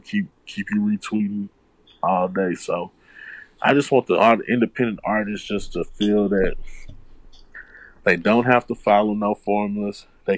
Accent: Houston, Texas, United States; I'm from Houston.

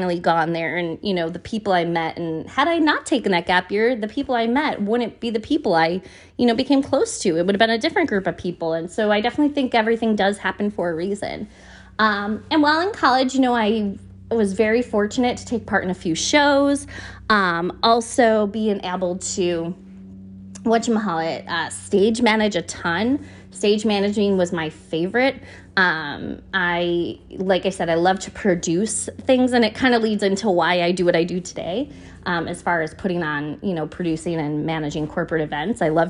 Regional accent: Buffalo, New York, United States; moved away as an adult; now in New York, United States; It was a school about 45 minutes south of where I grew up in Buffalo

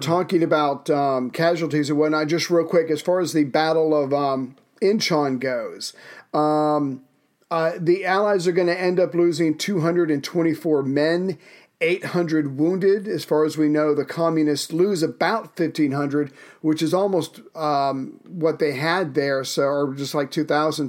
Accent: South Carolina, United States; My home state of South Carol, uh, South Carolina

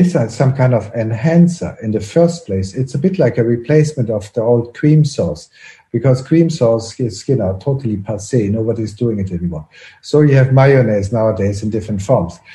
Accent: Brussels, Brussels-Capital Region, Belgium; I grew up in Brussels, and in Brussels we have a lot of French fries

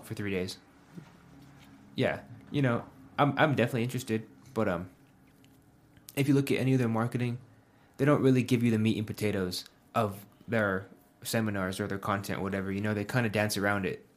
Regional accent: Pueblo, Colorado, United States; I graduated high school when I was eighteen, and I moved away from Pueblo for five and a half years

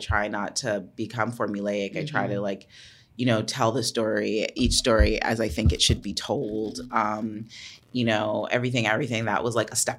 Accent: Jamaica; We're both Jamaican. We both had the exact same birth date.

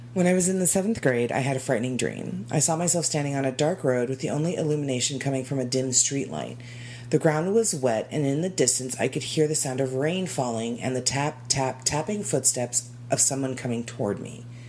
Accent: Arizona, United States; born and raised in Arizona

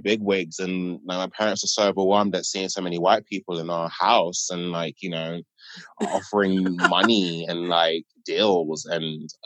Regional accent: London, United Kingdom; I'm a British Nigerian boy. I grew up in Catford

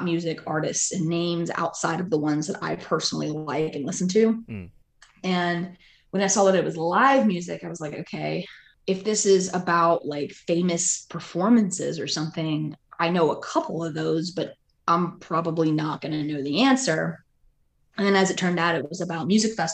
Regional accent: Pennsylvania, United States; now in Peachtree Corners, United States; I grew up in Pennsylvania

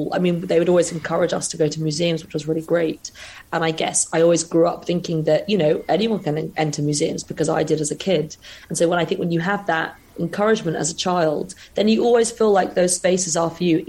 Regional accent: London, United Kingdom; I grew up in London

